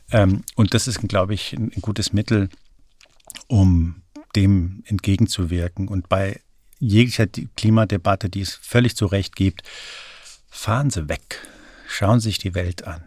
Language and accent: German; Frankfurt, Hesse, Germany; now in Berlin, Germany; Ich bin in Frankfurt aufgewachsen